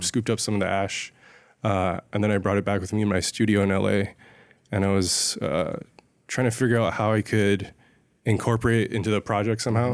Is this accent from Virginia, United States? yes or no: no; San Ysidro, California, United States; now in Los Angeles, United States; I grew up in San Ysidro, which is, like, right on the border of Mexico and California